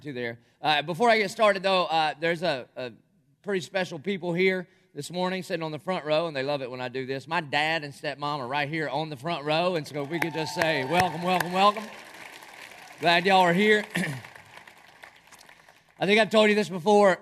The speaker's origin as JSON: {"language": "English", "town": "Dillon", "region": "South Carolina", "country": "United States", "tie": "born or raised there", "said": "growing up in Dillon, South Carolina"}